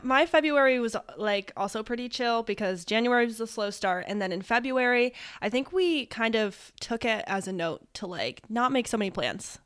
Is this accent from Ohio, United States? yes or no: yes; Ohio, United States; we are from Ohio, live in Ohio